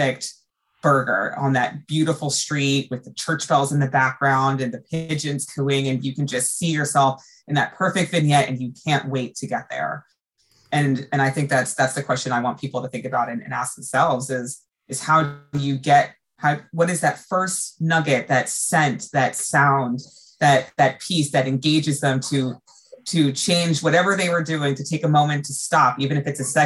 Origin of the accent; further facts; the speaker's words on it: United States; as an American